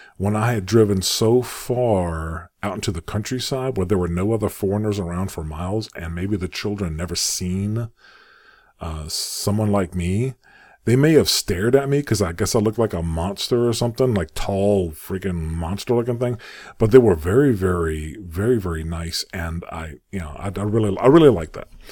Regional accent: United States; also born or lived in Saudi Arabia; I'm an American

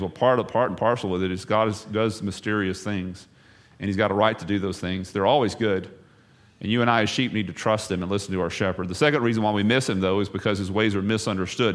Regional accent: the South, United States; moved away; I'm from the South

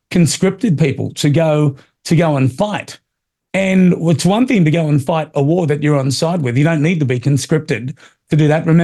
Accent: United States; It reminds me of where I grew up in America in the 80s.

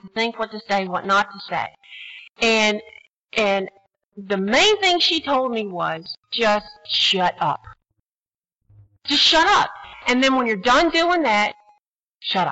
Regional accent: Texas, United States; now in New Jersey, United States; I'm from Texas

